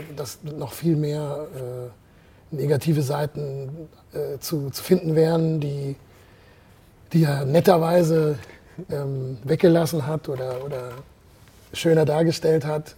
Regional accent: Heidelberg, Baden-Württemberg, Germany; moved away as an adult; now in Switzerland; Weil ich bin hier aufgewachsen und habe sehr viele gute Erinnerungen an diese Stadt

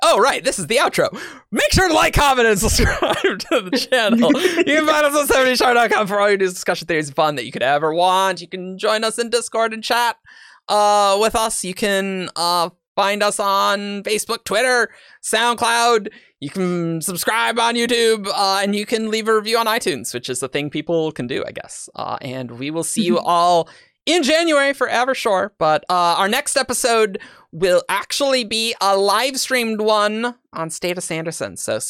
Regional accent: Australia; What is spring? I'm from Australia. Things are topsy turvy.

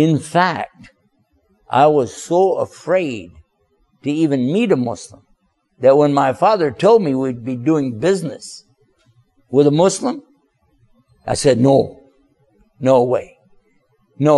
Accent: Texas, United States; now in Washington, D.C., United States; originally I'm from Texas. I live now in the Washington, D.C. area

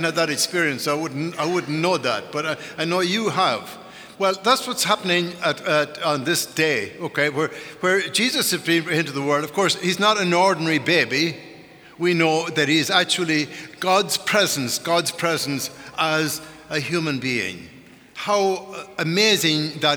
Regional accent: Ireland; moved away; growing up in Ireland

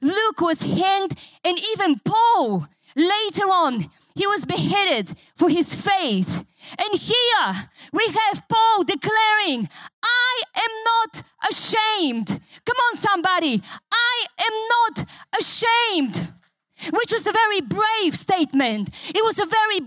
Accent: Bulgaria; English is a second language; moved away as an adult; also born or lived in Newcastle, Australia; now in Australia

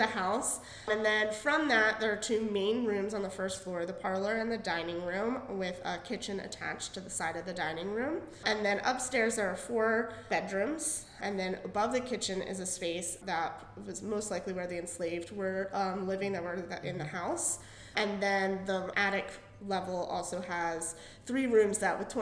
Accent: Frederick, Maryland, United States; I'm from the Frederick area

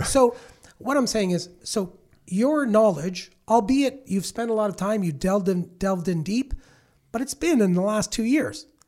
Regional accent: Milton, Ontario, Canada; I grew up in Milton back in the seventies

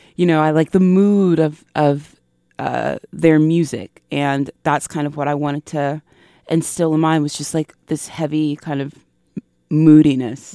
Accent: the South, United States; my experiences growing up in the South

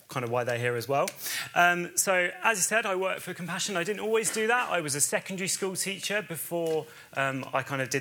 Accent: Bedford, East of England, United Kingdom; moved away as an adult; also born or lived in Chichester; I'm originally from Bedford in Bedfordshire

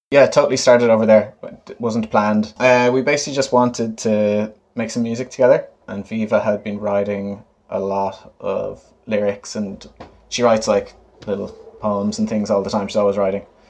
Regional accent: Galway, Connacht, Ireland; also born or lived in New York / Dublin; I grew up in Galway

